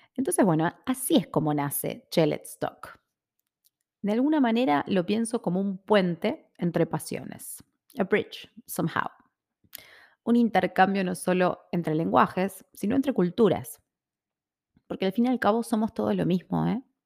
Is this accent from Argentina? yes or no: yes; Buenos Aires, Argentina; Soy argentina, soy porteña. O sea que nací y me crié en Buenos Aires, en el barrio de Palermo.